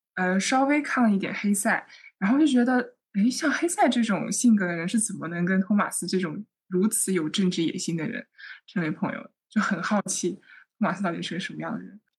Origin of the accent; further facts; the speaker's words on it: Northwest China, China; now in Chengdu, China; 我出生在西北，然后西北其实它就是比较多元的环境嘛，就是我爸爸和我妈妈分别是不同的祖籍